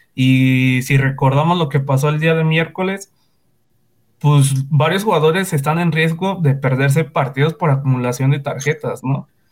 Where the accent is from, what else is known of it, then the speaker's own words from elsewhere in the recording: Mexico City, Mexico; Soy de la Ciudad de México.